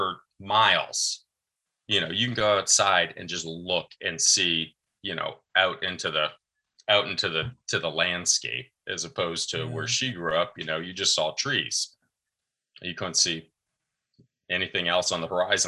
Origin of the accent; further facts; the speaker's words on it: Arizona, United States; moved away as an adult; now in Washington, D.C., United States; I'm originally from Arizona, and we had moved from Arizona out to DC